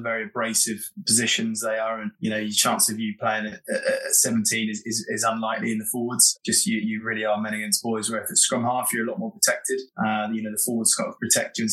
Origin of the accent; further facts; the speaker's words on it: North Norfolk, East of England, United Kingdom; where I grew up in North Norfolk